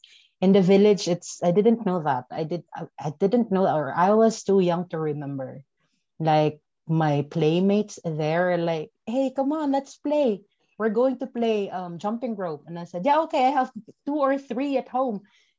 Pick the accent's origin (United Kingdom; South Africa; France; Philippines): Philippines; English is a second language; My childhood, fondest memory of my childhood, because we are from a village. I remember that our streets are not paved and not cement. It's just like, it's dirt road.